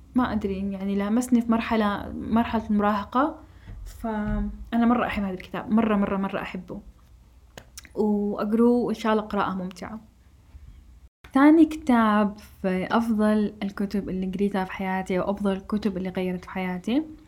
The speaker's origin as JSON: {"language": "Arabic", "country": "Saudi Arabia", "said": "إحنا كمجتمع سعودي"}